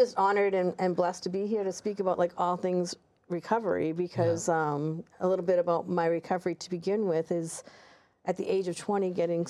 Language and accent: English; Massachusetts, United States; I'm from Massachusetts.